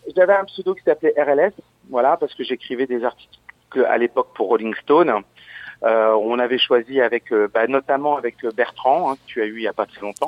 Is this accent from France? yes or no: yes; Verdun, Grand Est, France; also born or lived in Audinville; je suis de Verdun, j'ai fait de la musique, j'étais à l'école de musique à Verdun.